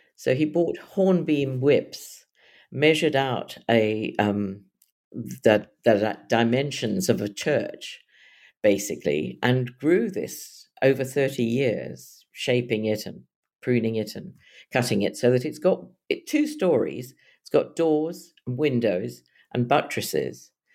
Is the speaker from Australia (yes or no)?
no; South Africa; also born or lived in London; now in Suffolk, United Kingdom; my growing up in South Africa where the skies are very wide